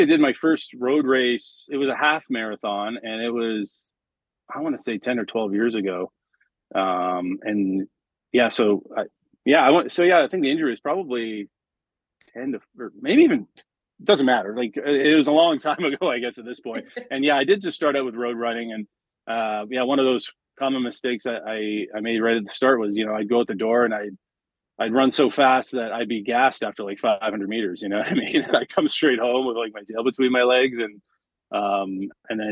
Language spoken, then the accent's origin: English; London, Ontario, Canada; I'm from born and raised in London, Ontario